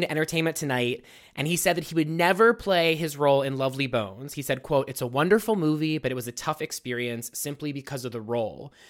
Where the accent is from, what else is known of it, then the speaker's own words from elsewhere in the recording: Pittsburgh, Pennsylvania, United States; I'm born and raised in Pittsburgh